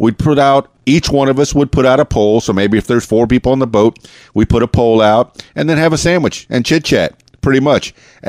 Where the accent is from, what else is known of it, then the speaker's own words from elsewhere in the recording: Florida, United States; I know I grew up in the Florida Keys in South Florida, and I did a lot of saltwater fishing.